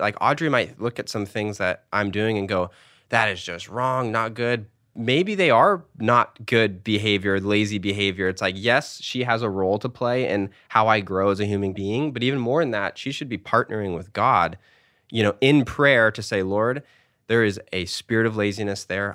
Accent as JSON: {"language": "English", "country": "United States", "said": "as an American kid"}